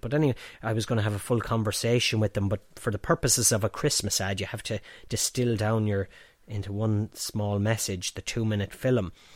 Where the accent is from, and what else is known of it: Banagher, Offaly, Ireland; born or raised there; also born or lived in Ballinasloe / Dublin